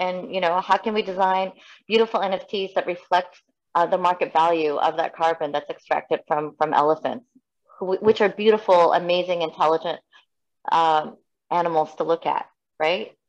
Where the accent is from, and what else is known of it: Canada; also born or lived in South Korea / United States